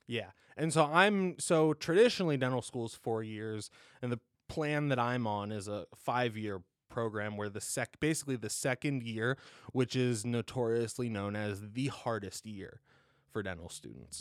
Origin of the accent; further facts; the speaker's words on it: Columbus, Ohio, United States; Born and raised in Columbus, Buckeye through and through